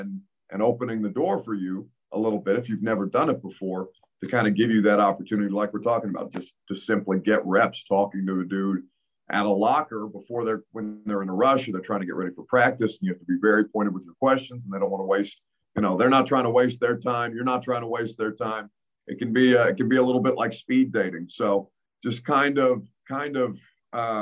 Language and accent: English; Indiana, United States; I come from Indiana